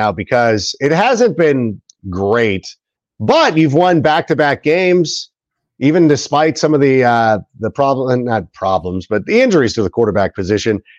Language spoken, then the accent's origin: English; Southern California, United States; also born or lived in Schaumburg, Illinois, United States; I was born in Chicago, the Schaumburg area. Spent most of my time growing up in Southern California.